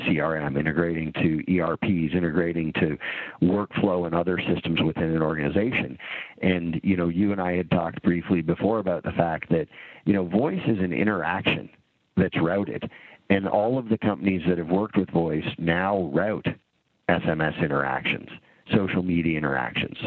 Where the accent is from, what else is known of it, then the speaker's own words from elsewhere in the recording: Canada; now in United States; I grew up in Canada. And so I've spent half my life in Canada and half my life in the U.S.